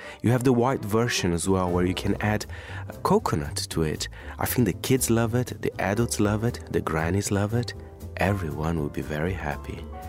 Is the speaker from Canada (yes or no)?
no; Brazil; moved away; I am indeed from Brazil.